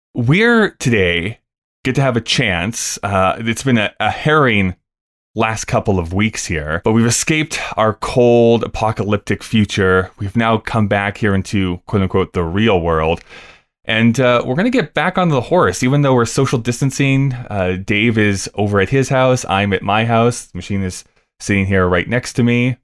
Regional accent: Rocky Mountain House, Alberta, Canada; also born or lived in Lethbridge; growing up in Rocky Mountain House or going to school in Lethbridge

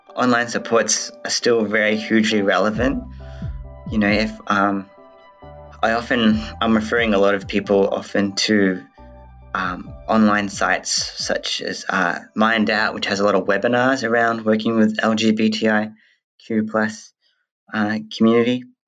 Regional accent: Western Australia, Australia; also born or lived in New Zealand; I was born in New Zealand and grew up in West Australia

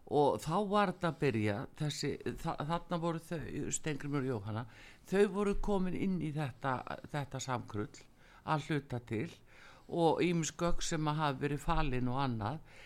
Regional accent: Iceland; við Íslendingar búum við

